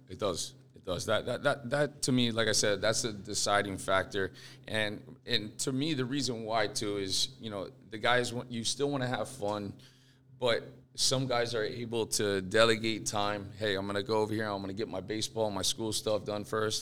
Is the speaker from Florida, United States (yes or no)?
yes; Fort Lauderdale, Florida, United States; I grew up here in Fort Lauderdale